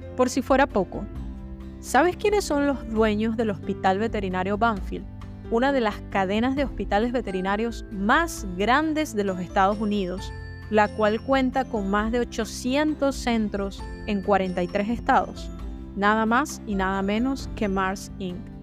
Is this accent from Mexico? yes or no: no; Venezuela; una de las cinco facultades que ofrecía la carrera de veterinaria en mi país, Venezuela